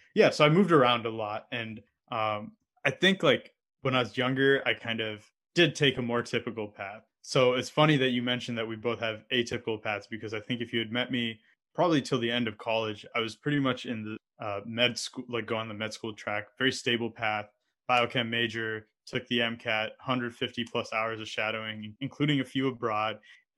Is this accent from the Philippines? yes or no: no; Canada; also born or lived in Saudi Arabia / United States; I grew up in Canada and the US and had moved around a lot. So like, to give you some context, I was born in Saudi Arabia because my dad happened to be working there at the time.